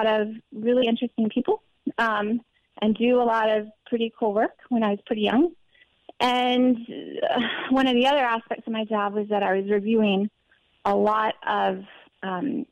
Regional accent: Montgomery, Alabama, United States; moved away as an adult; also born or lived in Mons, Belgium / Virginia / Manhattan, New York; when I was about two or three, my family moved to Alabama

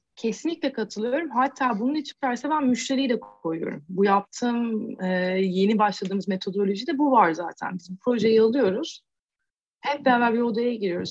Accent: Turkey; moved away; bir Türk olarak

